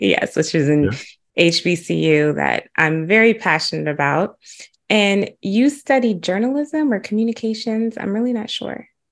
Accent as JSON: {"language": "English", "town": "Huntsville", "region": "Alabama", "country": "United States", "tie": "born or raised there", "also_born_or_lived": "Chicago", "said": "growing up in Huntsville and being in the Oakwood community"}